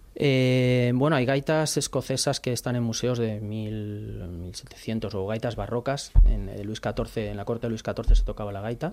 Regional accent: Madrid, Community of Madrid, Spain; also born or lived in Vigo; soy realmente de Madrid, soy realmente de Madrid

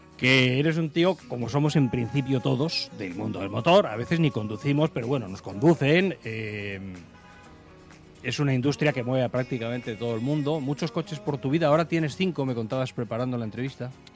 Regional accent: Alcobendas, Community of Madrid, Spain; yo soy de Alcobendas y de niños lo que hacíamos era acudir al arroyo

